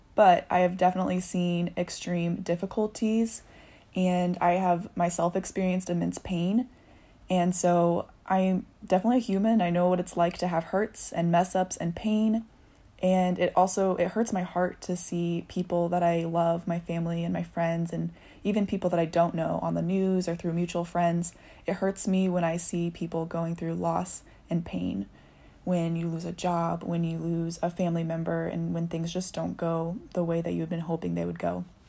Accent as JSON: {"language": "English", "town": "Indianapolis", "region": "Indiana", "country": "United States", "tie": "born or raised there", "also_born_or_lived": "Chicago area", "moved": "yes", "lives_now": "Chicago, United States", "said": "I grew up in Indianapolis, dancing and going to school"}